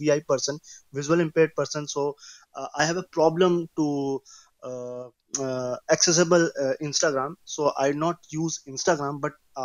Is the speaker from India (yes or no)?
yes; India; I'm from India